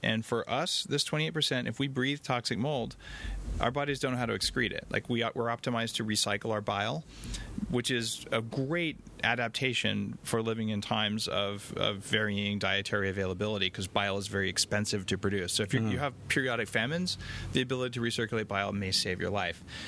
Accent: Albuquerque, New Mexico, United States; now in Canada; I grew up in Albuquerque, New Mexico

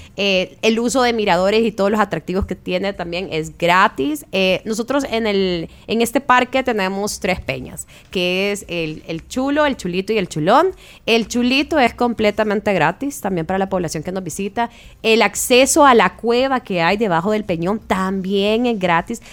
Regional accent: El Salvador; de nosotros como salvadoreños

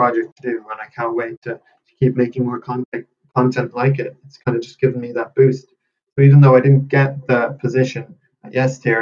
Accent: Galway, Connacht, Ireland; where I'm from in Galway

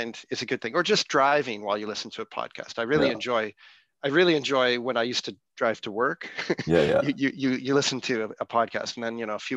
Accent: Victoria, British Columbia, Canada; also born or lived in Nova Scotia; I was born in Nova Scotia and we moved back from Nova Scotia to Victoria, British Columbia.

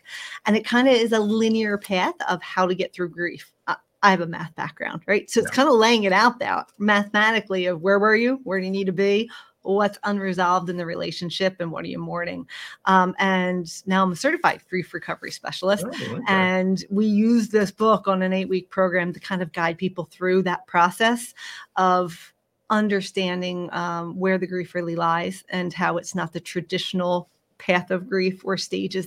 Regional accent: Philadelphia, Pennsylvania, United States; moved away as an adult; born and raised in Philadelphia and moved abroad following my late husband's career. And then, like many people, came right back home

